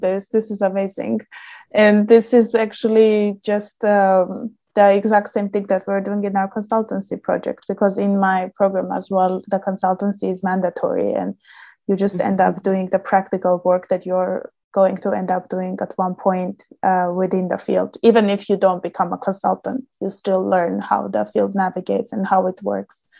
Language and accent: English; Armenia; moved away as an adult; now in London, United Kingdom; back home, uh, I'm from Armenia